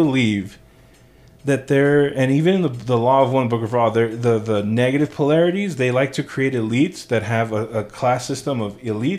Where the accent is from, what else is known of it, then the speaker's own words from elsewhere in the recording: Venezuela; born there; I'm saying I was born in Venezuela.